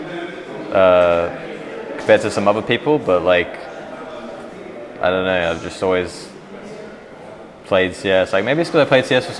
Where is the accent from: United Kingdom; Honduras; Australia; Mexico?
Australia; Brisbane, Queensland; moved away as an adult; now in Germany; I'm from Brisbane, but I mean, it's like an hour away